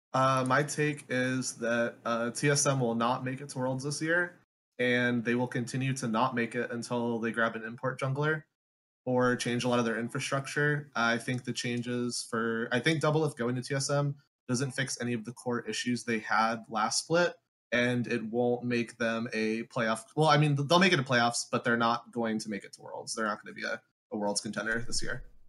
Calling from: Tampa, Florida, United States; I am calling from Tampa, Florida

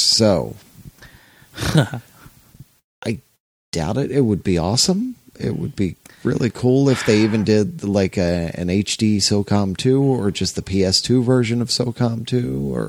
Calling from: Escanaba, Michigan, United States; In the UP. Escanaba, Michigan. In the UP. So I'm not far from you.

